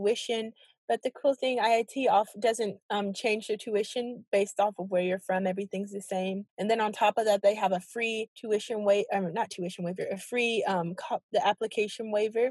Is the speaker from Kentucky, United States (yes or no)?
yes; Kentucky, United States; moved away as an adult; now in Chicago, United States; I'm from Kentucky. Like, I was raised in Kentucky all of my life, and then I moved here